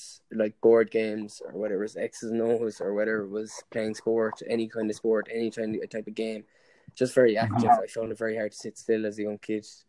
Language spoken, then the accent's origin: English; Limerick, Munster, Ireland; also born or lived in Shannon, County Clare; I suppose I grew up in Limerick. When I was born in Limerick, and I lived there for 8 years.